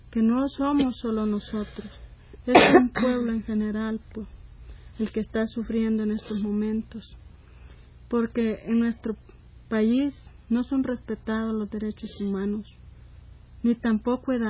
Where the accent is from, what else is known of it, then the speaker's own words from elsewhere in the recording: El Salvador; nosotros como salvadoreñas, madres sufridas, que hemos sufrido este dolor, y no se lo deseamos a nadie más que lo sufra